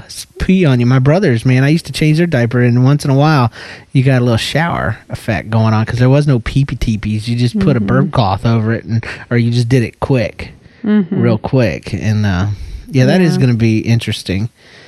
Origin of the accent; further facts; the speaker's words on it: Georgia, United States; That's the way we do it down in Georgia, girl. You better get right, or I'm going to go back to my accent.